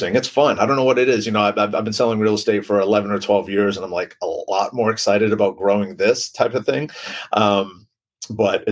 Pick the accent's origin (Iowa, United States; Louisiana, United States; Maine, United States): Maine, United States; now in San Diego, United States; I'm from Maine